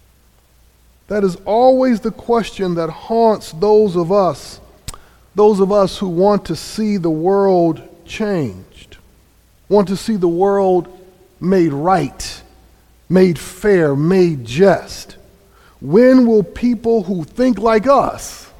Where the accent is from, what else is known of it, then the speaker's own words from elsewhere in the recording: Grand Rapids, Michigan, United States; also born or lived in North Carolina; now in New Haven, United States; I grew up in Grand Rapids, Michigan